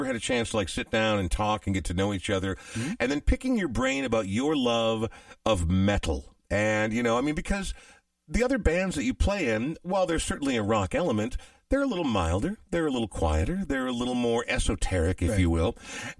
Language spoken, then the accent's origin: English; Minneapolis, Minnesota, United States; Palmers in southeast Minneapolis. That's my neck of the woods. That's my hometown. That's my neighborhood down there for a very long time.